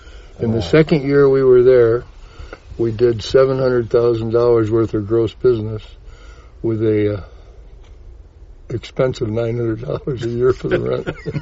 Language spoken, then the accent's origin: English; Penfield, New York, United States; I grew up in Penyan.